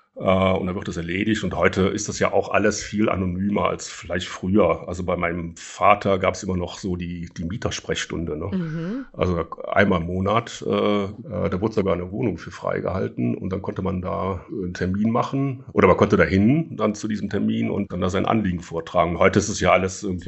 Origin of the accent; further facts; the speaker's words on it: Rhineland, Germany; ich bin ja Rheinländer